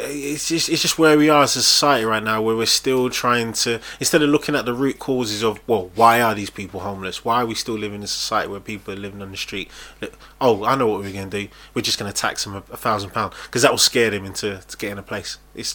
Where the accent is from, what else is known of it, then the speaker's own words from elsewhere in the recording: Nigeria; I'm Nigerian. Oh yeah, I'm Nigerian.